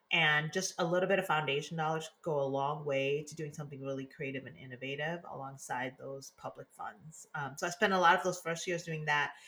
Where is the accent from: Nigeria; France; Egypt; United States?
United States; Detroit, Michigan; moved away as an adult; also born or lived in Laos / Washington, D.C.; now in California, United States; I was born in Laos, came to the US when I was two, resettled in Detroit, Michigan with my family